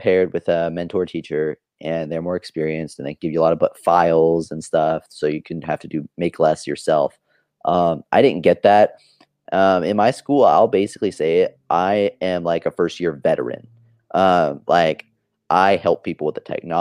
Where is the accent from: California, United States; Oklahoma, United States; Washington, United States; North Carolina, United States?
Oklahoma, United States; born or raised there